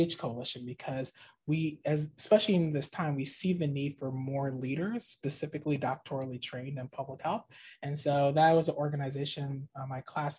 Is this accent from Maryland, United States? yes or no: yes; Maryland, United States; moved away as an adult; I'm originally from the Maryland area. So this is kind of a homecoming, moving back here